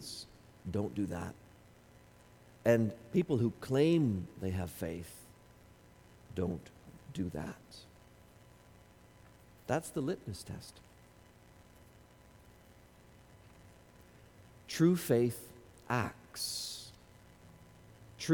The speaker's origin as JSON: {"language": "English", "country": "Canada", "said": "as Canadian Christians"}